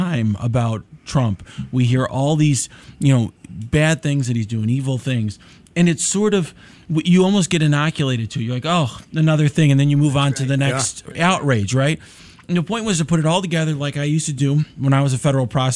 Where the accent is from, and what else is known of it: Naperville, Illinois, United States; born or raised there; also born or lived in Little Italy, Chicago, Illinois